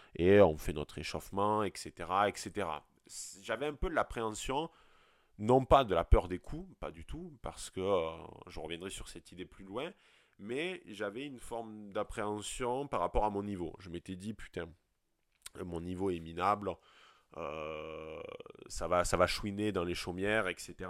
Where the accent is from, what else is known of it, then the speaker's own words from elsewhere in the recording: France; accent: provincial, rural; moved away; also born or lived in Montpellier / Lyon / Paris; j'ai beau venir de la, de la, province et même de, la campagne, mon accent le démontre parfaitement